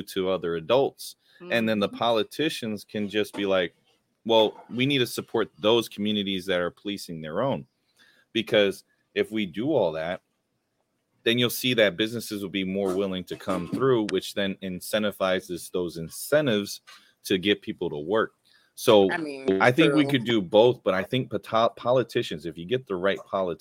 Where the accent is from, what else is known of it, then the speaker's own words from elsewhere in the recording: Youngstown, Ohio, United States; I lived on Ravenwood